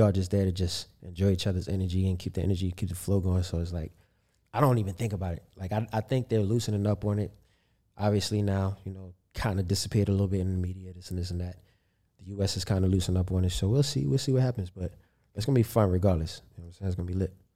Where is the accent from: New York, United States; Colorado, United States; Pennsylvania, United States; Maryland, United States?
Maryland, United States; Baltimore; growing up in Baltimore